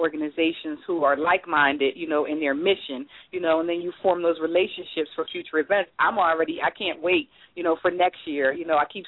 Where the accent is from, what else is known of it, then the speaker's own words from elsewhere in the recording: Philadelphia, Pennsylvania, United States; I'm from South Philadelphia